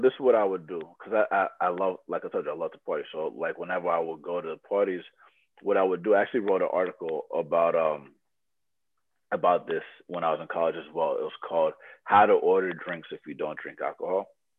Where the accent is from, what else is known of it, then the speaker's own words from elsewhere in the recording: Loma Linda, California, United States; born there; So I was born in Loma Linda, California, where people live for hundreds of years, right?